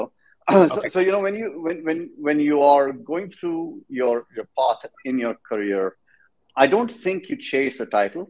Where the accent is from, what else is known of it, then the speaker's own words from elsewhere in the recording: India; moved away as an adult; also born or lived in Texas, United States; now in San Antonio, United States; I'm from India. Come from a place of over a billion people. Love that country. Did my undergrad as a computer engineer. Came to the States in about, I don't know, a long time ago, 22 years ago.